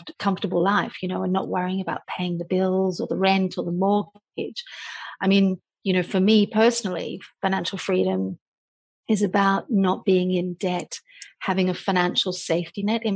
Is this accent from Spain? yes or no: no; Australia; moved away as an adult; I started out as a journalist a long time ago in my home country of Australia